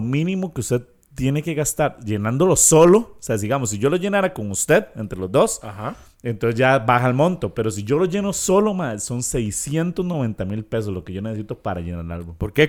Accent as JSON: {"language": "Spanish", "country": "Costa Rica", "said": "como tico"}